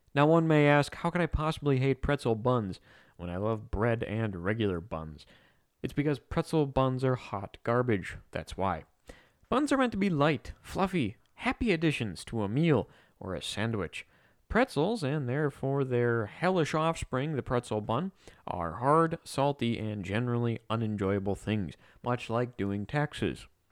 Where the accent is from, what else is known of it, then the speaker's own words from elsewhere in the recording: United States; like any good red-blooded, non-communist American